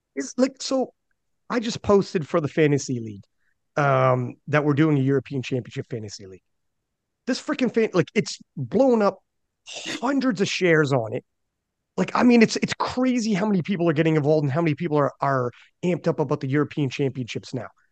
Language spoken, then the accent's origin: English; Canada; I'm Canadian